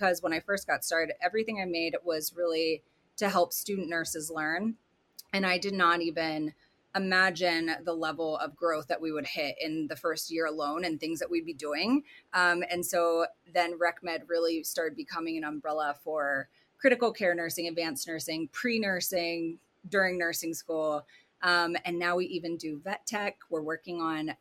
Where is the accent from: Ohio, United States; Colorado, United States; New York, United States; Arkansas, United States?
Colorado, United States; born or raised there; also born or lived in Hershey, Pennsylvania / California